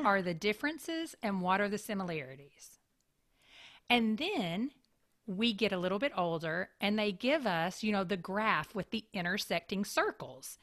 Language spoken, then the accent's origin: English; Kentucky, United States; also born or lived in Tampa, Florida; now in Raleigh, United States; I grew up in Kentucky where you have very much four very distinct seasons.